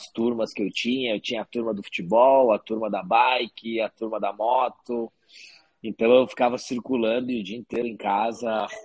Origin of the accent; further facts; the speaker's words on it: Paraguaçu Paulista, São Paulo, Brazil; eu sou do, do interior de São Paulo, uhum. de Paraguaçu Paulista, uma cidade de 45 mil habitantes. Então a minha infância toda foi lá até 21 anos.